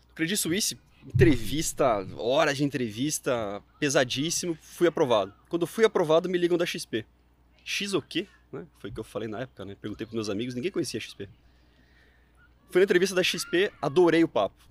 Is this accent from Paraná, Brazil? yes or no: no; Mogi Mirim, São Paulo, Brazil; eu sou do interior de São Paulo, uma cidade pequenininha, Mojimirim